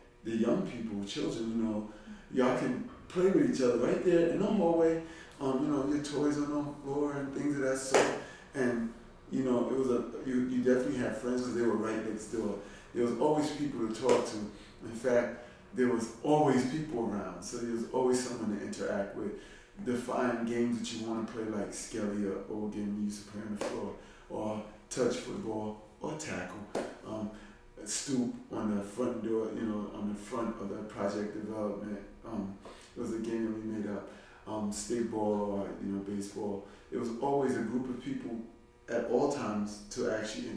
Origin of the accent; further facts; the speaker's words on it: New York City, New York, United States; I'm from Brooklyn, East New York, in this neighborhood, only a few blocks away. I've lived here for a very long time